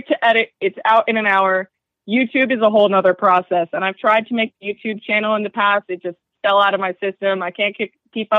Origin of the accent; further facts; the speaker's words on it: central New Jersey, United States; I freaking grew up in central New Jersey